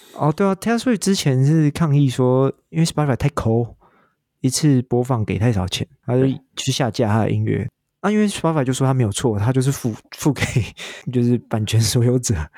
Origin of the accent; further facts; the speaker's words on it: Taiwan; 像我台湾人